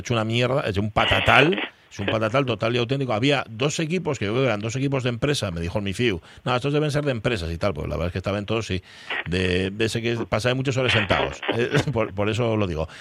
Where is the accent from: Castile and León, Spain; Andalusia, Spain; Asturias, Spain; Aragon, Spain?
Asturias, Spain; Gijón; soy de Gijón